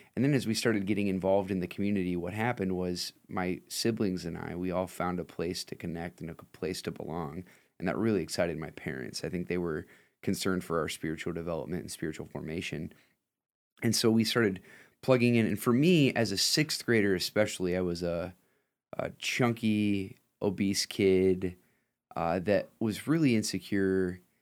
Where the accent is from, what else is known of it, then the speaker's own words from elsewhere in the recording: Lima, Ohio, United States; I'm from Lima.